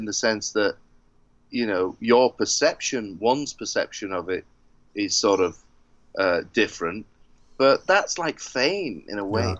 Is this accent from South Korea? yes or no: no; United Kingdom; Maybe it's because I'm British.